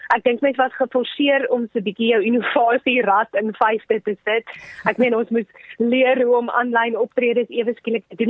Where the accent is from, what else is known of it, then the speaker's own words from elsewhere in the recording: South Africa; ons is van Suid-Afrika